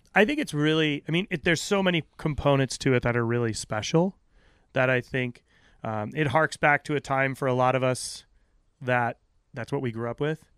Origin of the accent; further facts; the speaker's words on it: Aquidneck Island, Rhode Island, United States; I grew up on Aquidneck Island